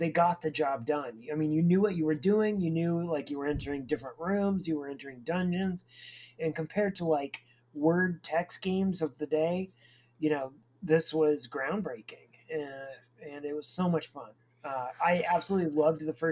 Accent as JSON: {"language": "English", "country": "United States", "said": "as an American"}